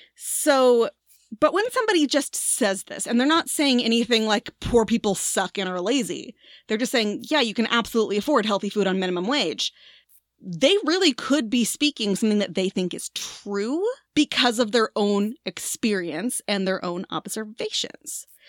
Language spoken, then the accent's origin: English; Tornado Alley, United States; moved away; also born or lived in Washington, D.C.; we grew up in Tornado Alley